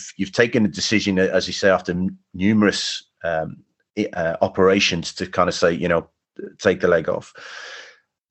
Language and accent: English; Cardiff, Wales, United Kingdom; being a boy from Cardiff, being in Welsh